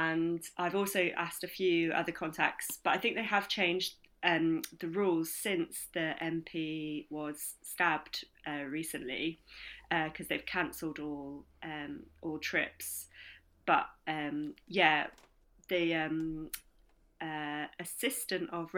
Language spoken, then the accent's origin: English; Ilkley, Yorkshire and the Humber, United Kingdom; I grew up in Ilkley.